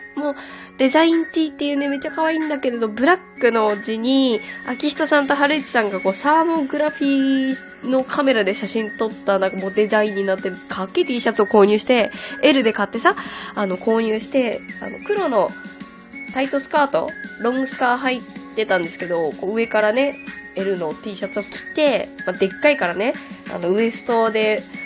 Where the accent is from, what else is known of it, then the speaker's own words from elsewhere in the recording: Kyushu, Japan; 九州出身なんで